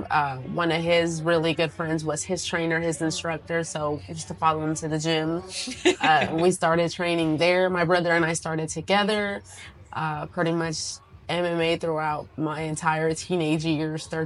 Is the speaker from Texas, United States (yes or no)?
no; San Jose, California, United States